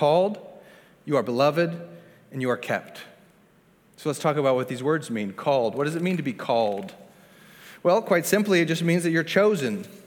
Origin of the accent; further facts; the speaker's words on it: Pittsburgh, Pennsylvania, United States; I can identify as a Pittsburgher